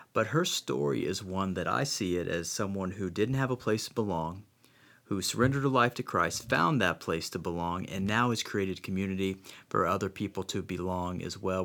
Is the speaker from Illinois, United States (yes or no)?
yes; Central Illinois, United States; moved away as an adult; also born or lived in Wilmore, Kentucky; we're from Central Illinois, where it's flat everywhere